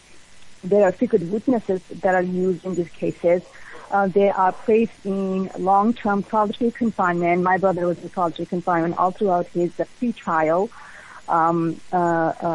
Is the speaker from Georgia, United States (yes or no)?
yes; Atlanta, Georgia, United States; We grew up in Atlanta